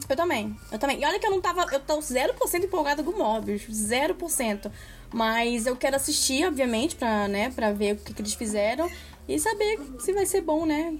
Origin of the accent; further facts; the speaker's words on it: Brazil; a gente é brasileira